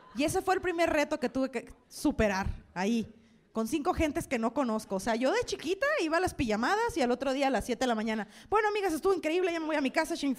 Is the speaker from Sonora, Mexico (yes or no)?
yes; Sonora, Mexico; moved away as an adult; now in Mexico City, Mexico; Ya yo soy de Sonora, ya saben la historia. Tengo un año viviendo aquí, en Ciudad de México.